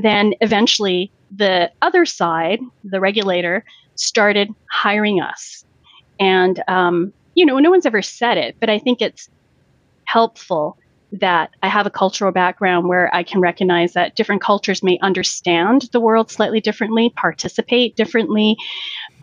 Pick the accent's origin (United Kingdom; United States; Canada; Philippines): Canada; Vancouver, British Columbia; growing up in Vancouver and my parents coming when they were full adults